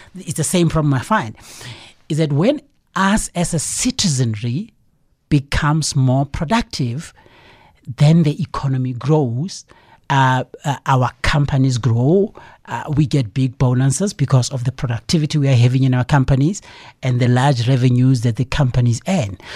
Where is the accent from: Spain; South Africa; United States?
South Africa; we as a South African public